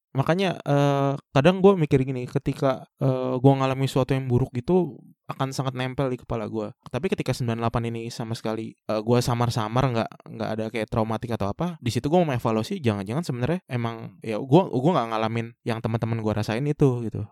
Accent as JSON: {"language": "Indonesian", "town": "Bekasi", "region": "West Java", "country": "Indonesia", "tie": "born or raised there", "said": "akhirnya kita decide untuk pulang ke Bekasi"}